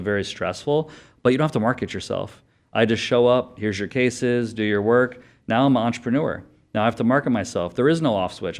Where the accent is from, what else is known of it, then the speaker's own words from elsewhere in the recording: Connecticut, United States; moved away as an adult; also born or lived in Florida / Michigan; now in Arizona, United States; I'm from Connecticut, undergrad Florida, uh, medical school Arizona